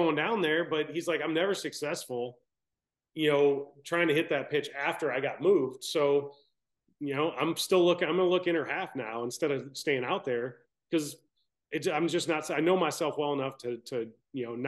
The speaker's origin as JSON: {"language": "English", "town": "Baton Rouge", "region": "Louisiana", "country": "United States", "said": "I'm from Baton Rouge"}